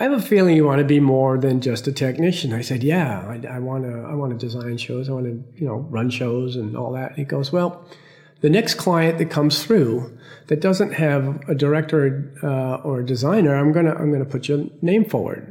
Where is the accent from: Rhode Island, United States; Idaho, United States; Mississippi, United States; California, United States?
Rhode Island, United States; I grew up in Rhode Island